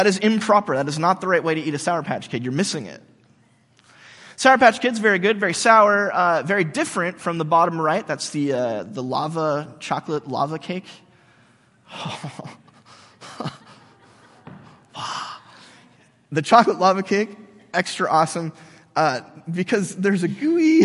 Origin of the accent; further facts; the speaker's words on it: United States; we Americans